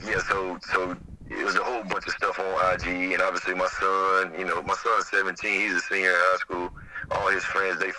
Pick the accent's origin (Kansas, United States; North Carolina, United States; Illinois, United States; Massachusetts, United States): North Carolina, United States; Smithfield; I'm from Smithfield, you know, North Carolina, Joko, you know, full of rednecks